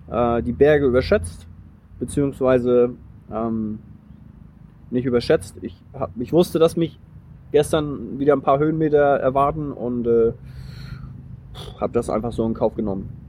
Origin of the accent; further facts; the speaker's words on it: Flensburg, Schleswig-Holstein, Germany; ich komme aus Schleswig-Holstein, aus Flensburg.